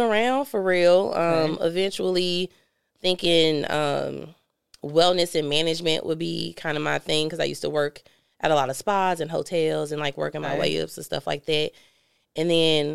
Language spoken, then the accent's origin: English; St. Louis, Missouri, United States; also born or lived in California; I grew up in North City